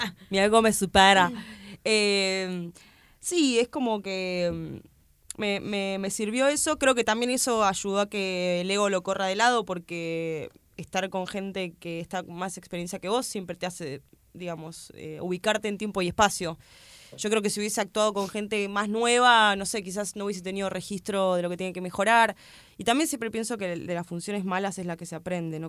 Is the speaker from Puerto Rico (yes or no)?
no; Argentina; yo soy de Argentina